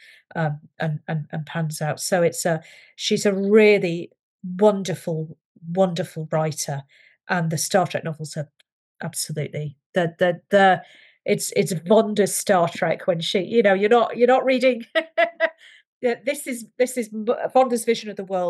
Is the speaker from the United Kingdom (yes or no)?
yes; United Kingdom; I'm British